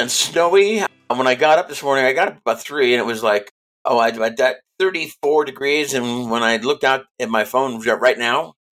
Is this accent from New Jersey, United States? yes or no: no; Del Mar, California, United States; also born or lived in Philippines; I'm a product of an Air Force family. I grew up in Del Mar, California.